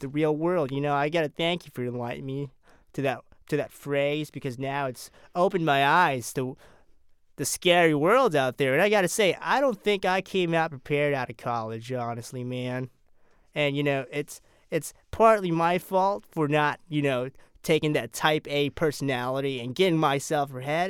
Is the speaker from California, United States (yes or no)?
yes; California, United States; I'm from California